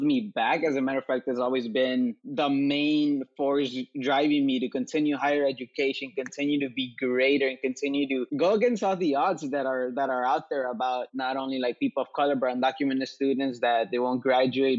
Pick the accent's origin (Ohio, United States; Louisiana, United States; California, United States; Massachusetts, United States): California, United States; Los Angeles; also born or lived in Mexico; I was raised here in Koreatown in Los Angeles